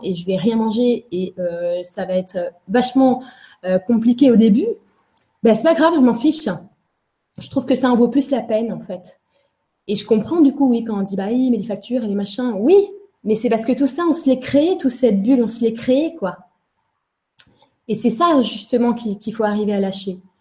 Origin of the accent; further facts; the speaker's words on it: Angers, Pays de la Loire, France; Je suis née à Angers. Euh, voilà, j'étais à Angers puisque mes parents étaient des étudiants, se sont rencontrés à Angers et euh, ont on fait leur vie là-bas en fait.